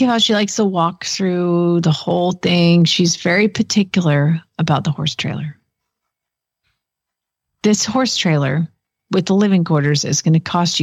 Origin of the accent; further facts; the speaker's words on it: Georgia, United States; moved away; also born or lived in Ohio; I'm from Georgia. We had all sorts of weird shit there